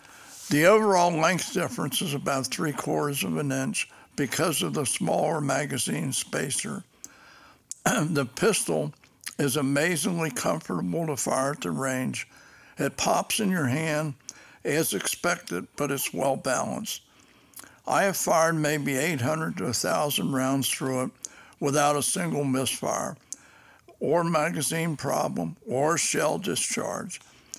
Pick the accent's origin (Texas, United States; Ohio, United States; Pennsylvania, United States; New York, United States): Ohio, United States; Cincinnati; I'm from Cincinnati, Ohio. And as a child growing up, I never had any experience with firearms.